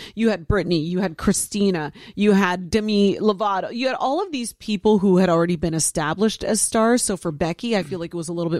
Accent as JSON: {"language": "English", "region": "Ohio", "country": "United States", "tie": "born or raised there"}